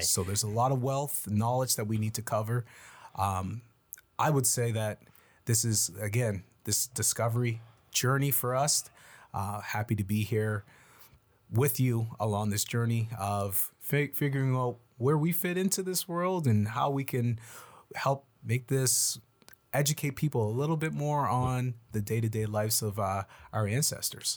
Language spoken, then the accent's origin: English; Yarmouth, Nova Scotia, Canada; now in Halifax, Canada; I'm from Yarmouth originally. Our born in, born and raised in Yarmouth, um, proud Yarmothian